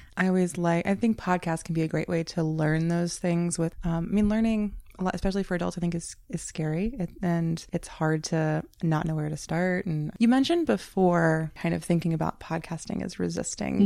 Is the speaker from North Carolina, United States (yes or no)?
yes; North Carolina, United States; moved away; I grew up in North Carolina